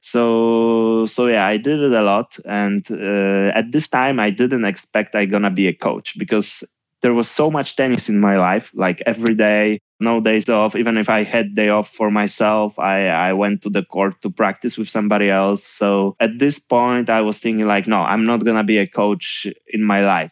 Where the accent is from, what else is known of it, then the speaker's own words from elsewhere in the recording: Gdynia, Pomeranian Voivodeship, Poland; English is a second language; moved away as an adult; also born or lived in Warsaw, Poland; Then I moved from Gdynia to, to Warsaw, to the capital of Poland, and I started to work in full time as a coach